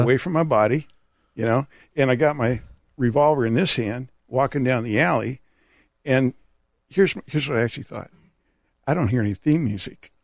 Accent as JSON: {"language": "English", "region": "California", "country": "United States", "tie": "born or raised there", "also_born_or_lived": "San Jose", "said": "I'm from California, California native"}